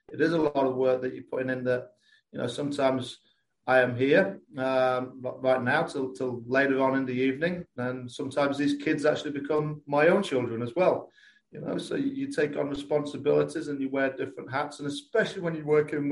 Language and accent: English; Lincolnshire, East Midlands, United Kingdom; accent: English; moved away as an adult; also born or lived in North Carolina; now in Kentucky, United States; I am from Lincolnshire in England, so on like the East Coast